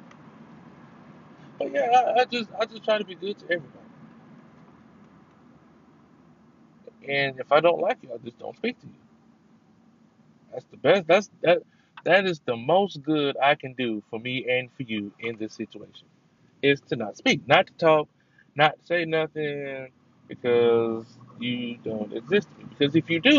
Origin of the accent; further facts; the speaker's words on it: Houston, Texas, United States; also born or lived in California; I've lived in Texas longer than I've lived anywhere else in my entire life. So saying Houston is my hometown